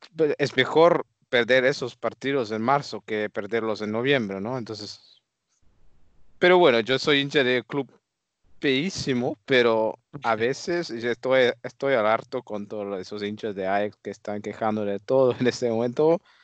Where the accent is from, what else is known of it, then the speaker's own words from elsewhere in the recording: Netherlands; yo como holandés